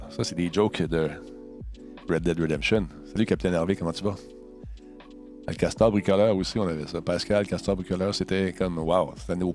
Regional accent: Quebec, Canada; born there; Je suis né au Québec

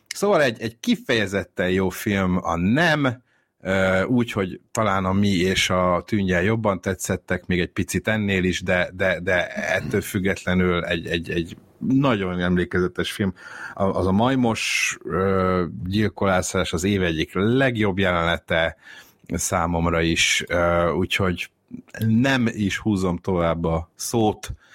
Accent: Budapest, Hungary; tőzsgyökeres pesti vagyok, tehát itt, itt születtem, meg itt éltem mindig

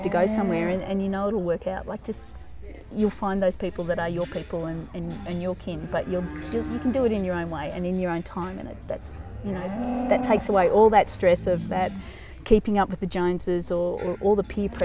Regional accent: Walker, Australia; also born or lived in United States; I only grew up in Walker, not far from here

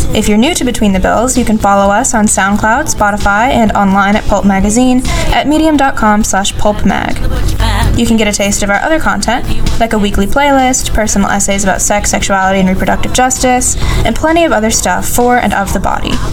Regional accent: Athens, Georgia, United States; my hometown of Athens, Georgia

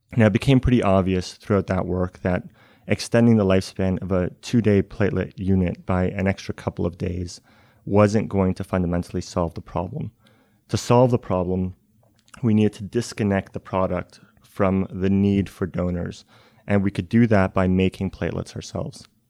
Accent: Canada; now in Cambridge, United States; I'm originally Canadian

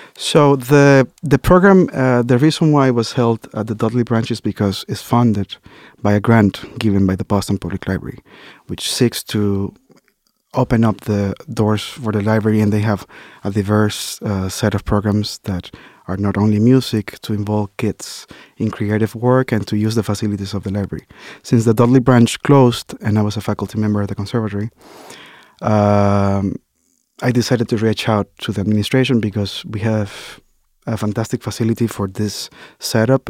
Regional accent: Dominican Republic; now in United States; as an immigrant, you know, and growing up in the Dominican Republic

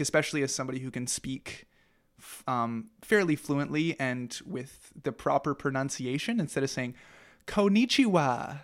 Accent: St. Thomas, Ontario, Canada; also born or lived in Japan; when we moved back from Japan, um, and lived in, started living in Saint Thomas, that's when I joined that rock school

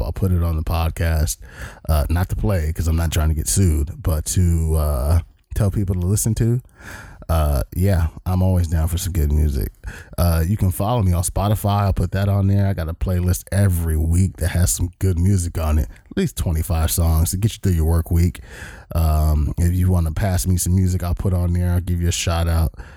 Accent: Long Beach, California, United States; moved away as an adult; now in Everett, United States; I am from the great state of California, even though we are in Seattle, Washington

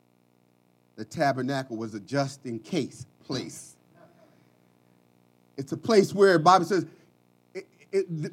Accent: Philadelphia, Pennsylvania, United States; I grew up in North Philadelphia

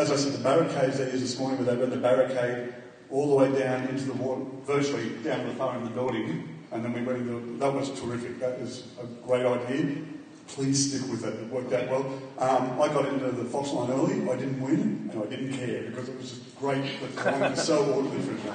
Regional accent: Sydney, New South Wales, Australia; I'm from Sydney, Australia.

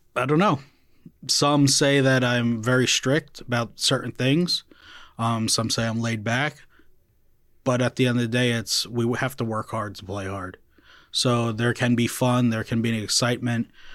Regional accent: Clifton, New Jersey, United States; I grew up in Clifton

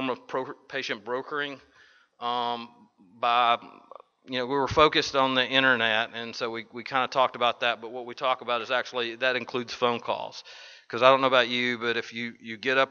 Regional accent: Nashville, Tennessee, United States; Vanderbilt University Hospital is right in my hometown.

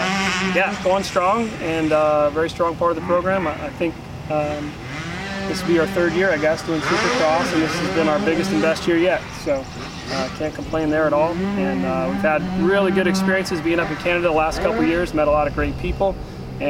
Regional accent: Indiana, United States; moved away; also born or lived in Minnesota; I grew up in Indiana, which gets winter, it gets cold

